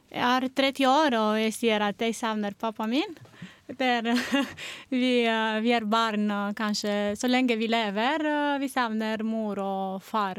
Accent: Romania; Norwegian is a second language; moved away as an adult; now in Norway; Jeg kommer fra Romania

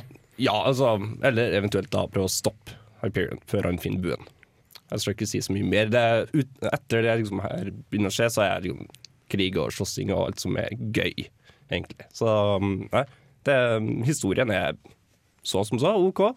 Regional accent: Trondheim, Trøndelag, Norway; Jeg er jo fra Trondheim

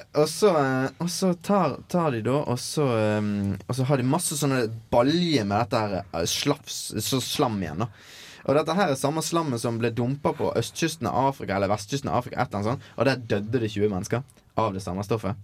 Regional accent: Norway; moved away; min heimbygd.

